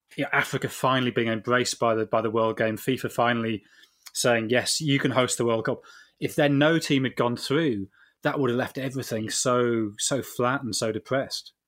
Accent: England, United Kingdom; we're, we're English

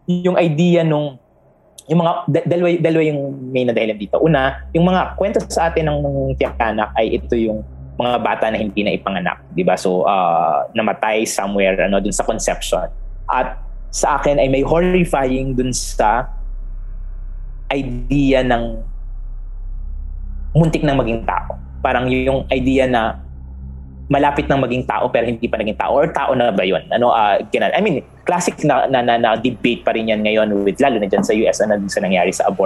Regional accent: San Pablo, Calabarzon, Philippines; sa San Pablo ako lumaki

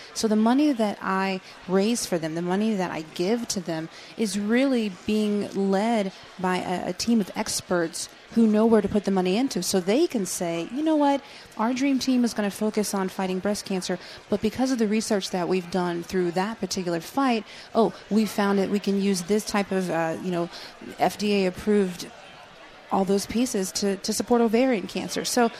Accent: Germany; born there; Yeah, I was born in Germany.

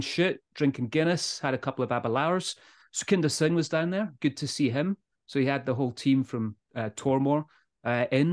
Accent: Scotland, United Kingdom

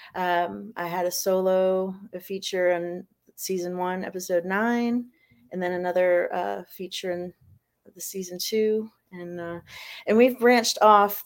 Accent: Florida, United States; moved away as an adult; also born or lived in Fall River, Massachusetts; now in South Carolina, United States; originally from Massachusetts and then I grew up in Florida and then I moved here to South Carolina about seven years ago.

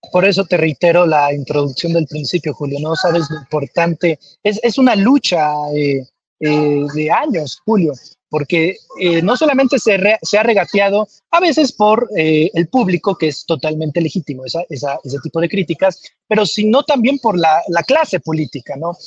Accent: Comalcalco, Tabasco, Mexico; yo soy de Comalcalco, Tabasco

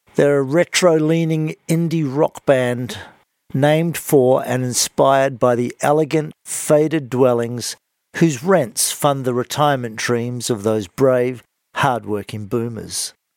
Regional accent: Sydney, New South Wales, Australia; from Sydney, my hometown in New South Wales

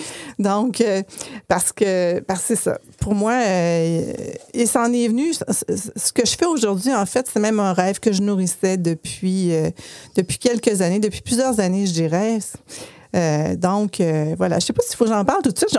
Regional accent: Chicoutimi, Quebec, Canada; now in Quebec City, Canada; je viens de Chicoutimi, mais j'habite bien Québec maintenant

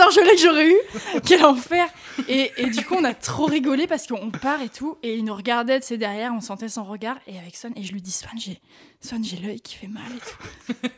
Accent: France; on vient de France

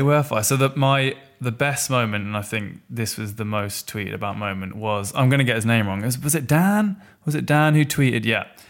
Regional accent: Norfolk, East of England, United Kingdom; I'm from Norfolk

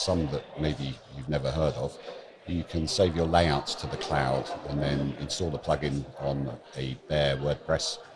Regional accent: Bourne End, South East England, United Kingdom; I'm from London, obviously, or 20 miles west of London, a lovely little village called Bourne End

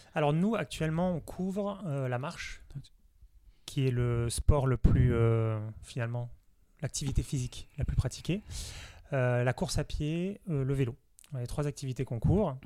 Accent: Nice, Provence-Alpes-Côte d'Azur, France; now in Paris, France; je suis originaire de Nice

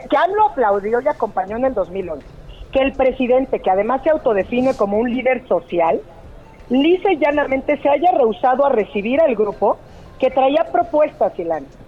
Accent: Oaxaca, Mexico; moved away; Estoy en Oaxaca. Tuve que venir a ver un asunto, así que saludos desde mi tierra.

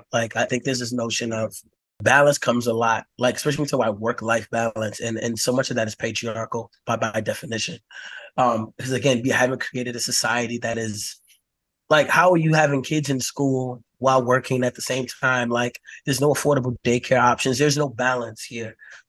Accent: United States; looking at the world through, like, the cishet Black male experience growing up in America.

